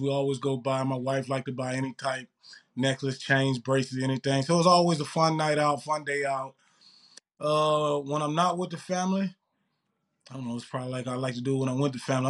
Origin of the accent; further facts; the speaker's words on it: Mississippi, United States; moved away as an adult; also born or lived in Lincoln, Nebraska; now in Winnipeg, Canada; Winnipeg's a lot different than Mississippi where I grew up.